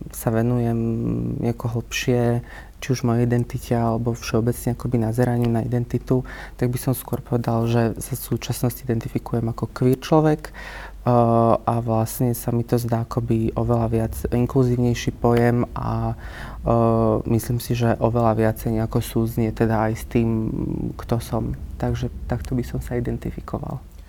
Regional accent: Malachov, Banská Bystrica Region, Slovakia; moved away as an adult; now in Bratislava, Slovakia; pochádzam z okolia Banskej Bystrice a teda konkrétne z Malachova, čo je taká veľmi malebná dedinka hneď 7 km od

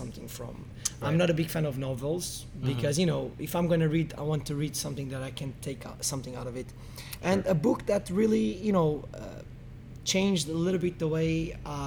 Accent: Algarve, Portugal; moved away as an adult; also born or lived in Bermuda; now in Dubai, United Arab Emirates; I was born in Bermuda mm-hmm. by accident, but my parents are Portuguese, and since I'm 3 years old, I live in the Algarve

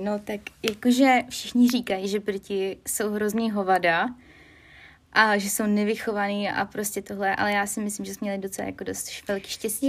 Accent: Czechia; moved away as an adult; now in United Kingdom; já jsem z České republiky

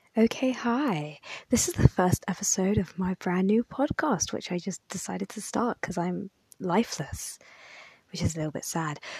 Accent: United Kingdom; I'm very British. Like, I really love being from Britain.

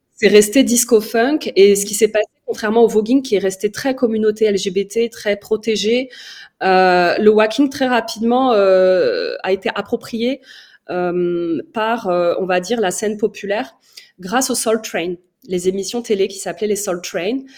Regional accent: Paris, Île-de-France, France; also born or lived in Oujda, Morocco; Je suis euh, originaire de l'Est marocain. Je suis née à Paris et je suis d'origine amazir

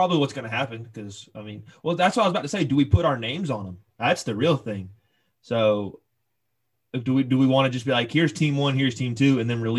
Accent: North Augusta, South Carolina, United States; now in Clemson, United States; Going to my hometown. They will be playing in SRP Park about 15 minutes away from my house.

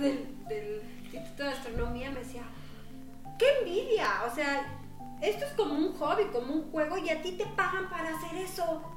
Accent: Mexico; also born or lived in Netherlands / Switzerland; yo pues soy mexicana

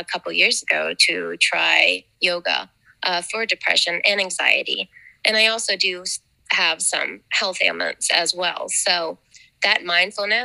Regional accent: Wheeling, West Virginia, United States; now in St. Clairsville, United States; I currently live in St. Clairsville, but I was born and raised in Elm Grove, just right around the corner from the studio.

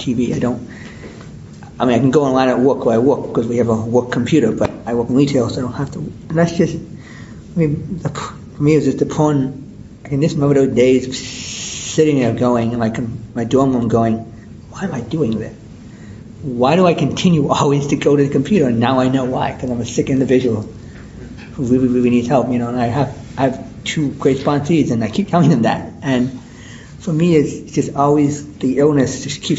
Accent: Minnesota, United States; moved away as an adult; I don't live in the state where I'm from Minnesota originally

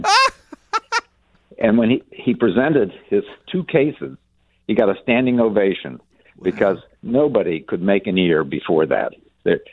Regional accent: Western Massachusetts, United States; came to Massachusetts, where I grew up, Western Massachusetts

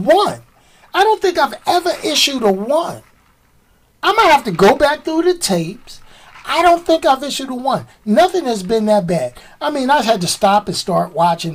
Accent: New York City, New York, United States; I'm a New Yorker

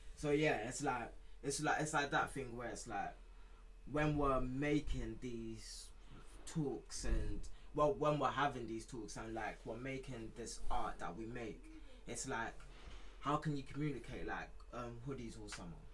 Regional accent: United Kingdom; I'm British mm. as well as I am Nigerian

